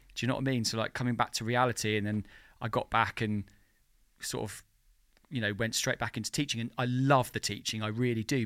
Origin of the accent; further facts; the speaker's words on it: Margate, South East England, United Kingdom; moved away as an adult; also born or lived in London; now in Margate, United Kingdom; I moved out of London and I moved back to, to my hometown, Margate